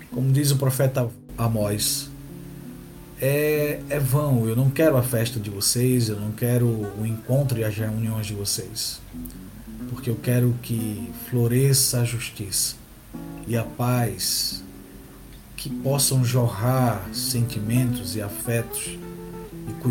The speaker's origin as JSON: {"language": "Portuguese", "region": "Northeast Region", "country": "Brazil", "said": "Sou pequeno, sou nordestino, uso barba, uso óculos, sou pardo e tenho cabelos encaracolados."}